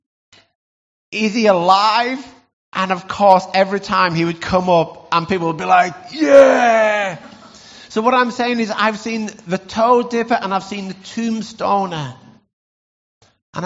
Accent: Lake District, North West England, United Kingdom; growing up in the Lake District

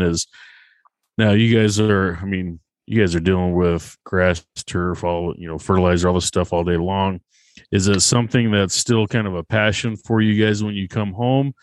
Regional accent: Utah, United States; I'm also from Utah. I'm down in Utah County.

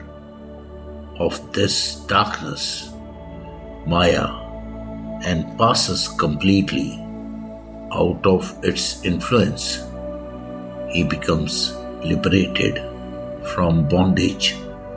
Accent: India; I am the Indian monk.

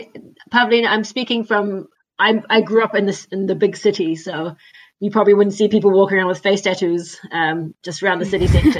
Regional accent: New Zealand; accent: Kiwi; moved away; I feel like I've been out of New Zealand for so long that I kind of lost my accent a bit.

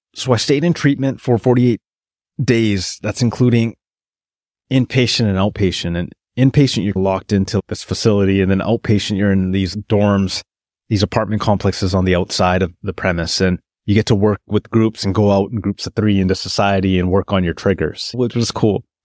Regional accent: Terrace, British Columbia, Canada; moved away as an adult; also born or lived in Prince George, British Columbia / Toronto; I get hired back in my hometown of Terrace, British Columbia

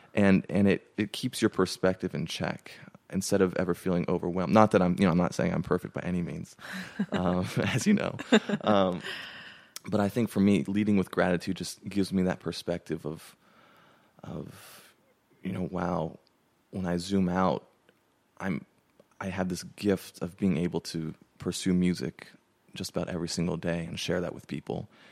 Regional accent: Pasadena, California, United States; moved away as an adult; now in Nashville, United States; I grew up in Pasadena, California, and that's where I, you know, grew up all 18 years

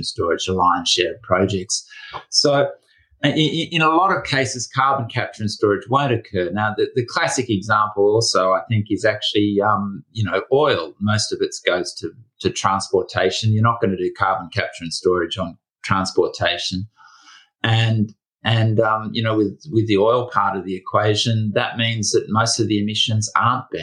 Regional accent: Australia; my home country of Australia

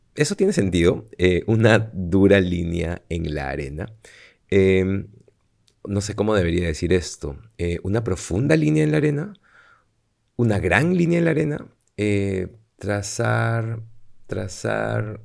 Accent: Peru; now in Madrid, Spain; yo soy de aquí, soy de Perú

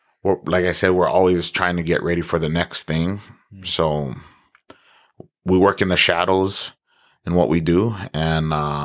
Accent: Lahaina, Hawaii, United States; moved away as an adult; also born or lived in Oregon; now in Logan, United States; I grew up in Hawaii. I was there for 18 years. Grew up on the island of Maui. I was from Lahaina. Still am from Lahaina, but, you know, currently living up in Logan, Utah. Went to University of Oregon, the Ducks. Graduated.

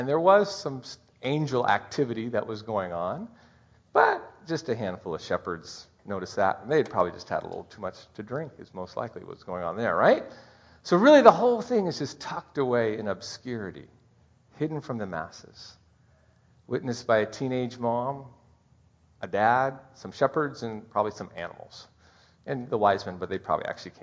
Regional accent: Seattle, Washington, United States; now in Bellingham, United States; I grew up in Seattle

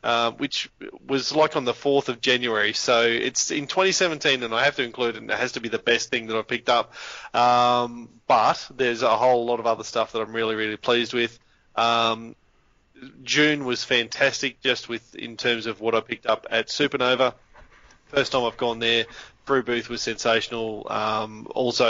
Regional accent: Northern Territory, Australia; when I was a kid, I grew up in the Northern Territory on an Aboriginal settlement

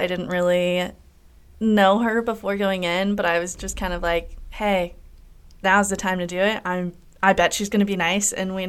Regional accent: Kansas City, United States; now in St. Louis, United States; I am originally from Kansas City.

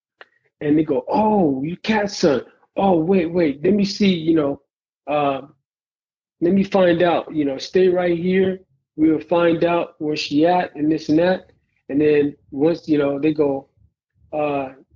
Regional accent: East Palo Alto, California, United States; growing up in East Palo Alto

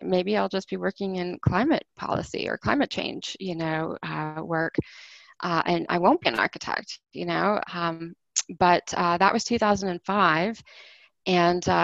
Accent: Houston, Texas, United States; moved away as an adult; now in Washington, D.C., United States; I was born and raised in Houston

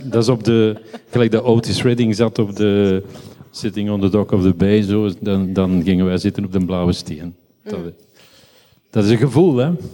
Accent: Schoten, Flanders, Belgium; moved away as an adult; also born or lived in Brussels; Nee, ik ben geboren in Schoten

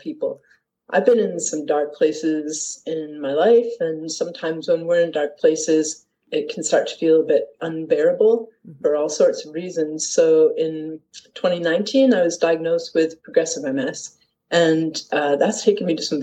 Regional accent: Detroit, Michigan, United States; moved away as an adult; also born or lived in Leith, Edinburgh, Scotland; now in Edinburgh, United Kingdom; I am American. I come from Detroit

